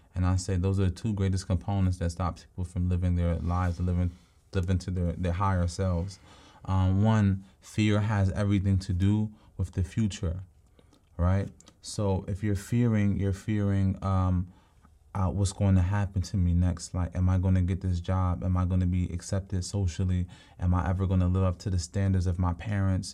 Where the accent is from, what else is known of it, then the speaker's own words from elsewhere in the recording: Philadelphia, Pennsylvania, United States; I'm from Southwest Philly